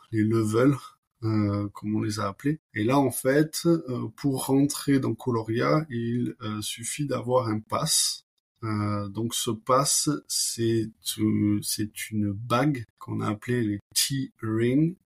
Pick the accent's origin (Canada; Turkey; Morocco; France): France; Toulouse, Occitania; moved away as an adult; also born or lived in California / Barcelona; école de commerce à Toulouse, donc je suis toulousain